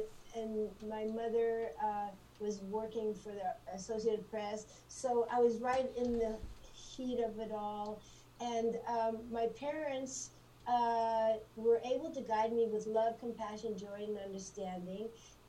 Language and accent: English; Mexico; And that's how I was raised in Mexico in an incredible historical time frame.